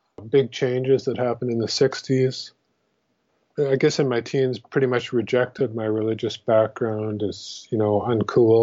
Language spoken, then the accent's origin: English; Regina, Saskatchewan, Canada; I grew up in Regina, Saskatchewan, which is kind of in the middle of the Great Prairies